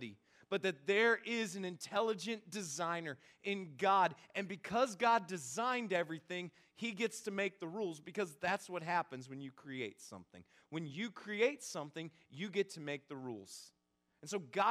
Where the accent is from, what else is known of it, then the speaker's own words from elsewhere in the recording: Northeast Ohio, United States; moved away; I'm originally from Northeast Ohio